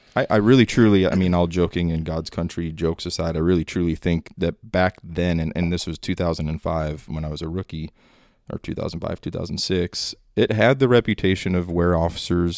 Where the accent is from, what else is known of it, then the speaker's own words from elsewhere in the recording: northern Minnesota, United States; moved away as an adult; now in Dallas, United States; growing up in Minnesota, a lot of, uh, long winters